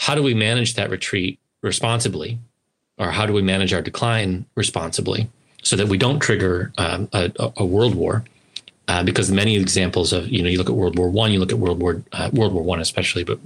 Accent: United States; as an American who can remember the 1990s

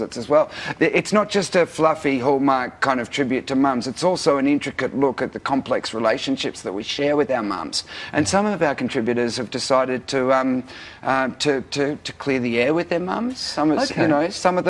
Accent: Daylesford, Victoria, Australia; in my hometown

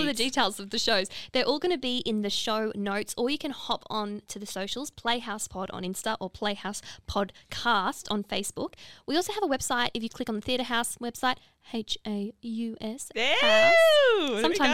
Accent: Gold Coast, Queensland, Australia; I'm from the Gold Coast.

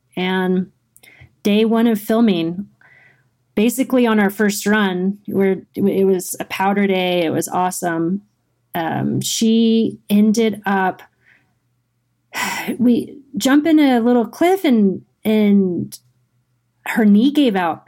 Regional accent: Girdwood, Alaska, United States; moved away as an adult; also born or lived in Anchorage, Alaska / Tahoe; born and raised in Alaska, um, Girdwood, Alaska

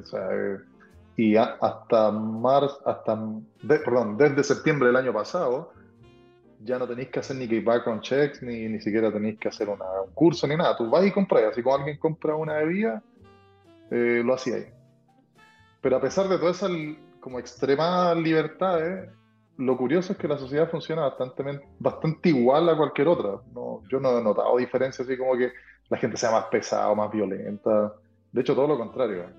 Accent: Antofagasta, Chile; moved away as an adult; now in Texas, United States; nacido y criado

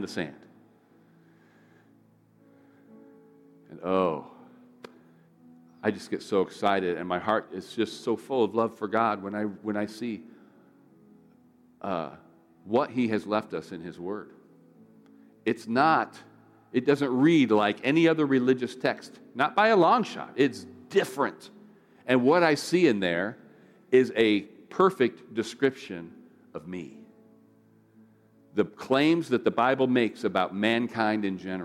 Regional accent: United States; as an American

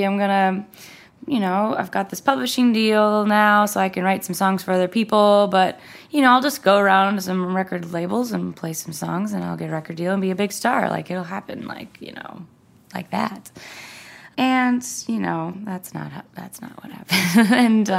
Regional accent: Minnesota, United States; moved away as an adult; now in Nashville, United States; I'm from Minnesota and I, you know, moved my whole family to Nashville to do this dream, this music thing.

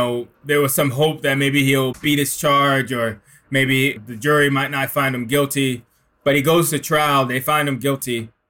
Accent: Newark, New Jersey, United States; I mean, it starts in Newark. It starts in the Garden Spires, 1985, crack epidemic.

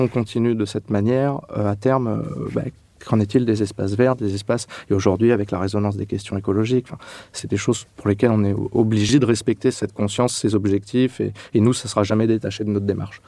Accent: Châlons-en-Champagne, Grand Est, France; moved away as an adult; also born or lived in Reims / Clermont-Ferrand; je suis né en Champagne-Ardenne, à Châlons-Champagne

